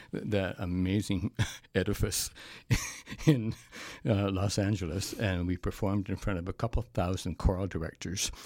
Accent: Canada; as a Canadian

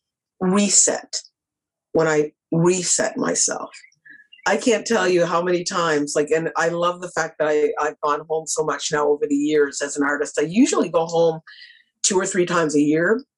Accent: Nova Scotia, Canada; moved away as an adult; now in Toronto, Canada; I'm from Nova Scotia. I'm always a Scotian artist. It's always my pride. It's my home.

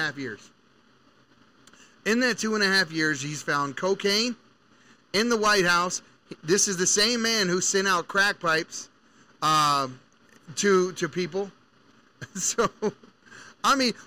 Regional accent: Baltimore, Maryland, United States; I'm from Baltimore City

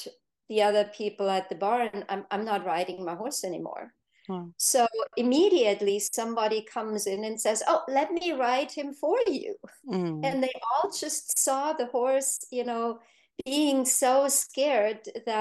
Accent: Germany; now in United States; now I'm in the US, I grew up in Germany

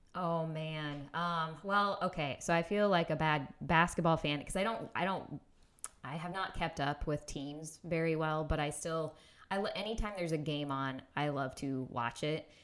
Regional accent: Indiana, United States; moved away; also born or lived in Minneapolis; I grew up in Indiana

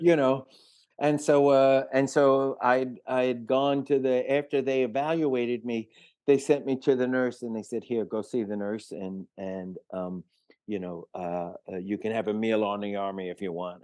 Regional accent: New York City, New York, United States; also born or lived in Manhattan / Greenwich Village; I was born in Manhattan and grew up on one hundred sixth and Broadway till I was four years old, and then Mom remarried and shuttled me off to the Bronx

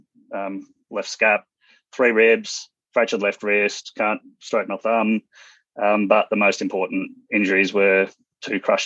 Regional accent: Western Australia, Australia; moved away as an adult; also born or lived in Hong Kong; now in Brisbane, Australia; I grew up in Western Australia, school teachers as parents, traveled around WA, went through a few different schools

